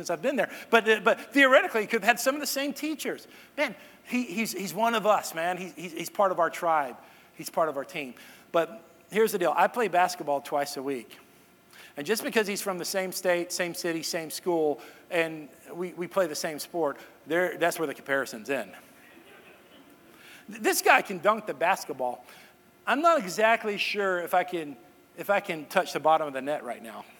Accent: Irving, Texas, United States; that's my hometown. That's where me and my sister grew up, Irving, Texas.

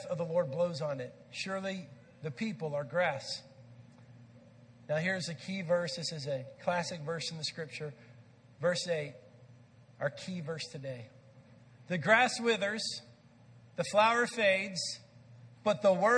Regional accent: Texas, United States; I grew up in Texas

